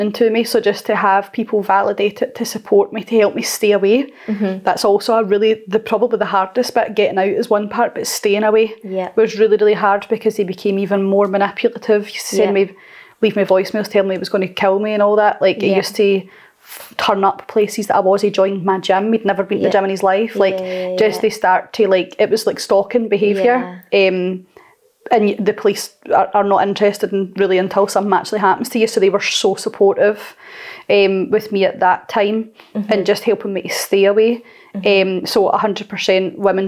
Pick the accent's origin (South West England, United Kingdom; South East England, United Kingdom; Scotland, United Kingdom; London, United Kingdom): Scotland, United Kingdom; Blantyre; I'm from Blantyre originally, Blantyre